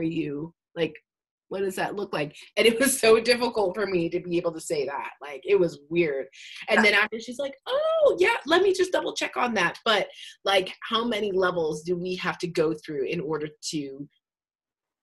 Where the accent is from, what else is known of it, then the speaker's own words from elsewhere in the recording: Calgary, Alberta, Canada; also born or lived in Long Beach, California / Los Angeles, California; now in Ontario, Canada; I'm originally from Calgary, Alberta, moved to California.